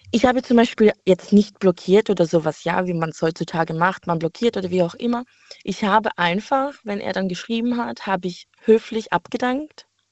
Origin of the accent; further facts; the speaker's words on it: Heilbronn, Baden-Württemberg, Germany; ich komme aus Heilbronn